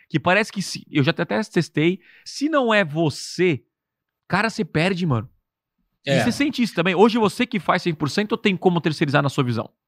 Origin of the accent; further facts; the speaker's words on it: Criciúma, Santa Catarina, Brazil; Eu sou de Criciúma.